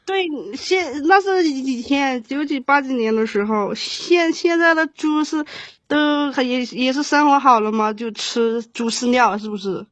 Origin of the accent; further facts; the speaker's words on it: Qujing, Yunnan, China; moved away as an adult; also born or lived in Hubei; now in Shanghai, China; 我是我是云南的。 啊，云南的，云南是哪个城市的？ 曲靖。